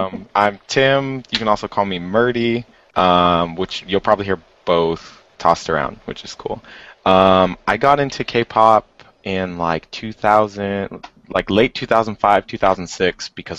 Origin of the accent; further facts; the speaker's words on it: Southern California, United States; I'm from Southern California, not Central California